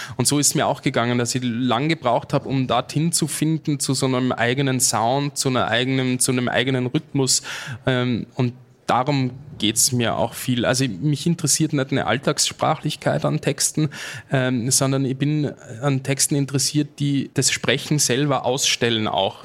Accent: Austria; als Österreicher

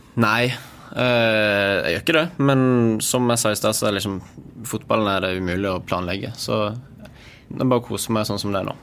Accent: Sørlandet, Norway; siden vi er på Sørlandet og jeg er sørlending

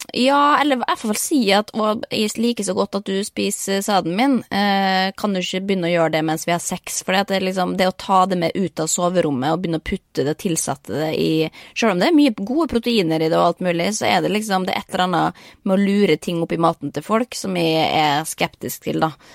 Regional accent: Norway; moved away as an adult; hjemme i Norge

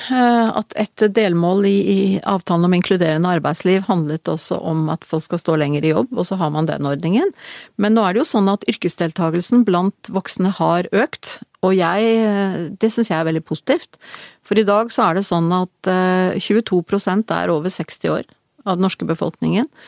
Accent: Verdalen, Trøndelag, Norway; also born or lived in Kristiansund; Jeg ble født i Kristiansund fordi min mor var derfra. Eh, og de, hun reiste til Kristiansund da jeg skulle bli født. Da bodde min, mine foreldre i Verdalen.

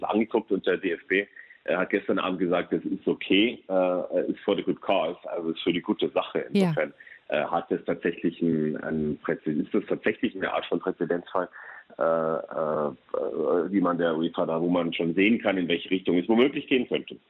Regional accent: Munich area, Bavaria, Germany; now in Brussels, Belgium; München komme ich aus der Gegend

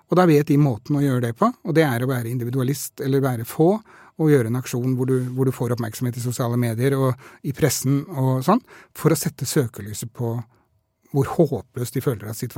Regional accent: Norway; born there; utslippene nå er like store som de var da jeg ble født i Norge

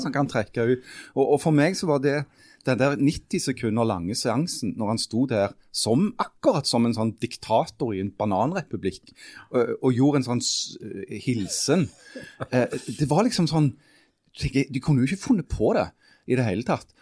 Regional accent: Stavanger, Rogaland, Norway; moved away

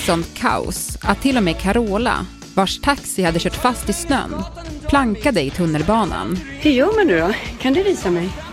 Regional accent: Norrbotten County, Sweden; jag är ju från Norrbotten där det snöar väldigt mycket

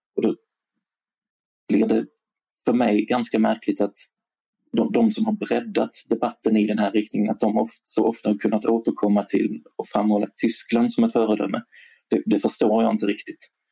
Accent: Sweden; som svensk

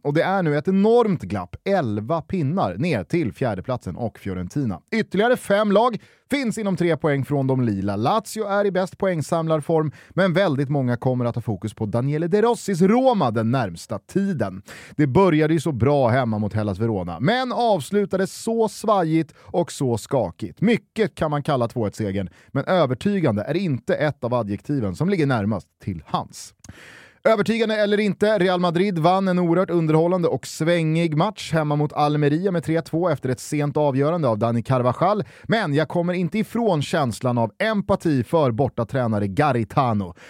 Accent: Sweden; Här hemma i Sverige

